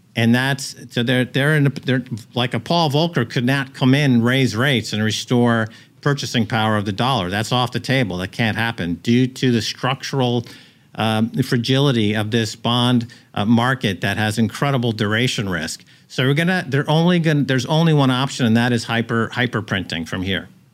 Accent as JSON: {"language": "English", "country": "United States", "also_born_or_lived": "Europe", "moved": "as an adult", "lives_now": "El Salvador", "said": "As an American"}